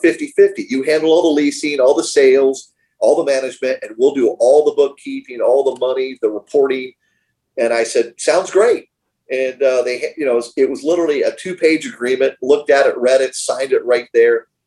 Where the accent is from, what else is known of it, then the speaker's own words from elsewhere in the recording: Miami, Florida, United States; being born and raised here in Miami, I was born in Mercy Hospital.